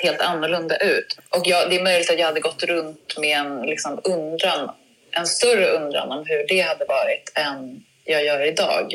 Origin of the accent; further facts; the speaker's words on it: Uppsala, Uppsala County, Sweden; Berthåga i utanför Uppsala där jag växte upp